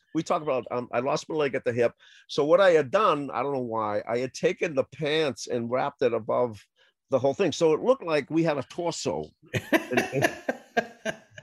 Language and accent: English; Boston, Massachusetts, United States; I grew up in Roxbury